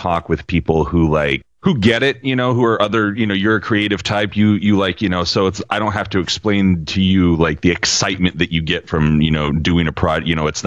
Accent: Salem, Oregon, United States; also born or lived in Ellensburg, Washington / Bend, Oregon; I moved to the capital of Salem, Oregon, when I was about 5. And I've kind of been here off and on ever since.

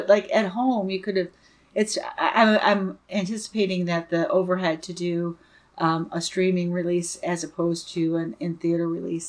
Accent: United States; Like, I'm an American. I learned to say it.

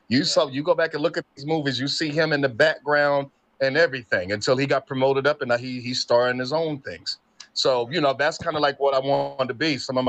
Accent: Newark, New Jersey, United States; born and raised in Newark, New Jersey, graduate of Arts High School.

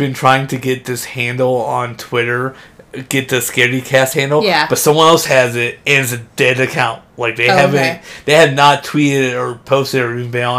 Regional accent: Ohio, United States; moved away; Oh, yeah, I'm from Ohio.

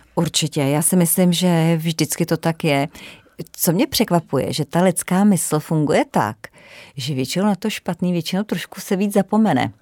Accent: Ore Mountains, Czechia; moved away as an adult; also born or lived in Frankfurt; já jsem ještě z Krušných hor a já jsem vyrůstala tak napůl trošku v lese

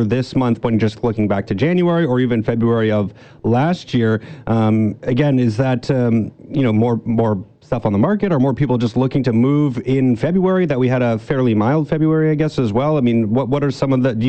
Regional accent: near Toronto, Ontario, Canada; I grew up near Toronto, and we lived about an hour away

